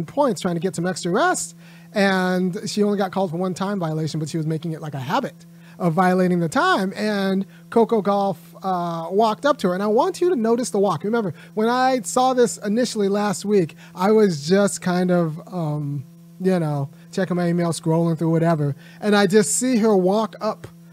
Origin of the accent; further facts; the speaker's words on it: Southern California, United States; I grew up in Southern California